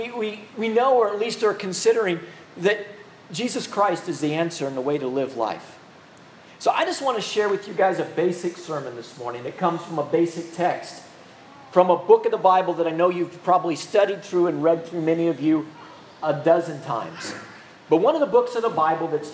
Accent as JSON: {"language": "English", "region": "Midwest", "country": "United States", "tie": "born or raised there", "also_born_or_lived": "Minnesota", "moved": "yes", "lives_now": "Louisiana, United States", "said": "I grew up in the Midwest"}